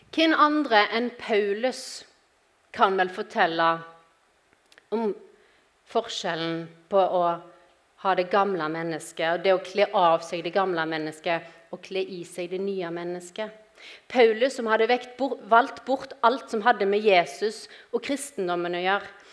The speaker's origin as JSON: {"language": "Norwegian", "region": "Western Norway", "country": "Norway", "moved": "as an adult", "lives_now": "Grimstad, Norway", "said": "jeg er opprinnelig fra Vestlandet, som dere sikkert hører."}